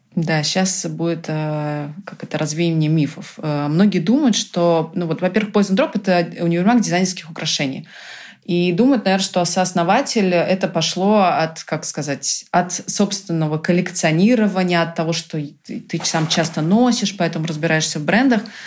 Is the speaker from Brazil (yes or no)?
yes; Brazil; first language Portuguese, English and Russian; also born or lived in United States; now in Russia; я выросла в Бразилии, и мои первые языки все-таки был португальский, английский и русский в семье